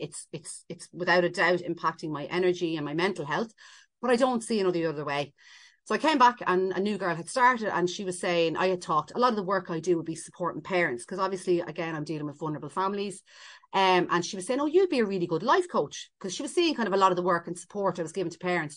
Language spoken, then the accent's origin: English; Ireland; we're so Irish